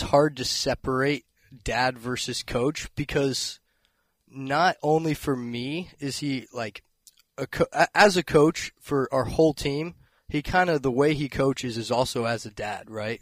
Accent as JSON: {"language": "English", "town": "Blacksburg", "region": "Virginia", "country": "United States", "tie": "born or raised there", "said": "growing up in Blacksburg"}